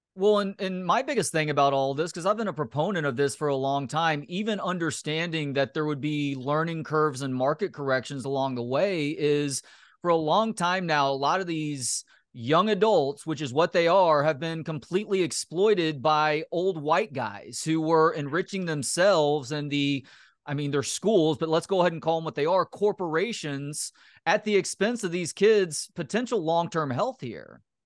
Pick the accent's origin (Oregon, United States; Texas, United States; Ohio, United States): Texas, United States; Dallas–Fort Worth area; now in Austin, United States; I was born in Texas, did my growing up in the D F W area, and I live in Austin now